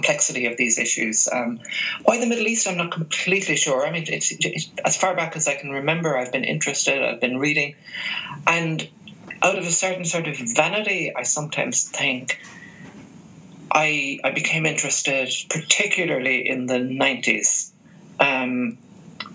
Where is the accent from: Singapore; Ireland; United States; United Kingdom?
Ireland; growing up in the Republic of Ireland